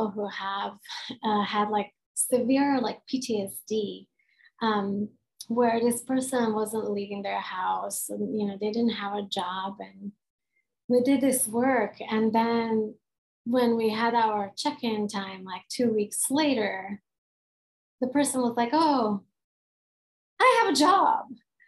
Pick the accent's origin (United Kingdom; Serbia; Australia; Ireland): Serbia; I'm a Hungarian that was born and raised in Yugoslavia, which is a non-existent country anymore. When I was 15 years old, we went through a civil war.